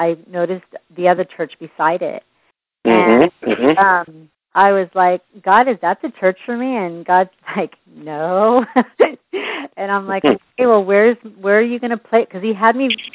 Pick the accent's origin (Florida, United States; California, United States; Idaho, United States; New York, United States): California, United States; San Jose; also born or lived in Los Angeles; now in Fresno, United States; I'm originally from San Jose. Actually, I was born in Los Angeles, brought out to San Jose at the age of 5. I left San Jose about 8-9 years ago